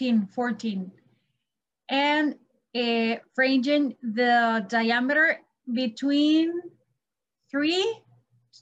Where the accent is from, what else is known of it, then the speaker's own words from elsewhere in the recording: Costa Rica; I'm from Costa